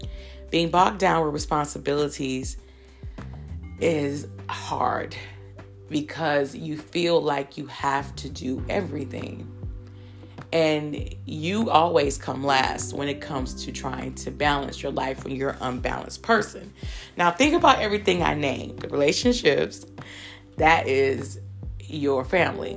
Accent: Michigan, United States; I grew up in Michigan

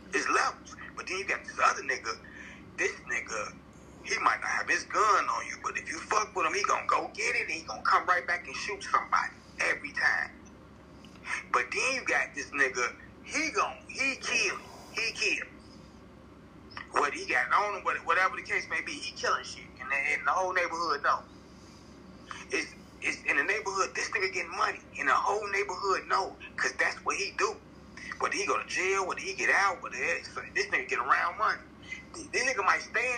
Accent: Chicago, Illinois, United States; we're from Chicago, where a lot of shorties started shooting at 13, 14

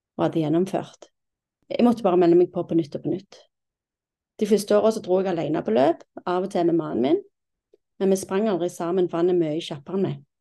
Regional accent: Stavanger, Rogaland, Norway; moved away as an adult; now in Kolsås, Norway; Jeg er 47 år og fra Stavanger. Jeg har ikke bodd i Stavanger på 27 år

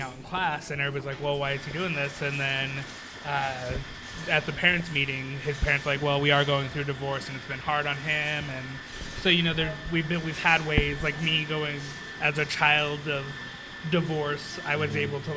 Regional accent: Colorado, United States; When I growing up in Colorado

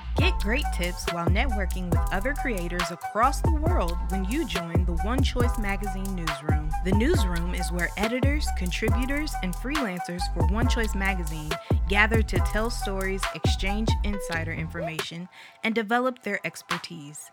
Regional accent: Flint, Michigan, United States; moved away; I'm from Flint, Michigan

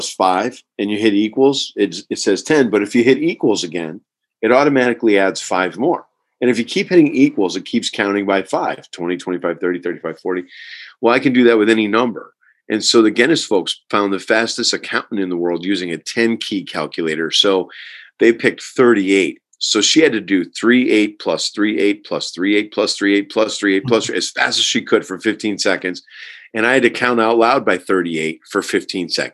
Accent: Herkimer, New York, United States; I'm from Herkimer, New York, which is in upstate New York near the beginning of the Adirondack Mountains.

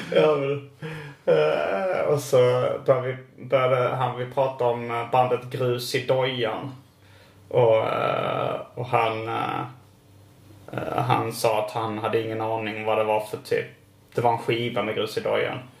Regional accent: Malmö, Skåne, Sweden; Jag är född i Malmö

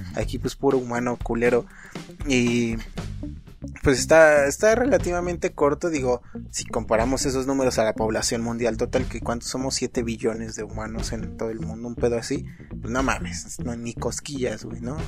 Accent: Mexico; somos mexicanos

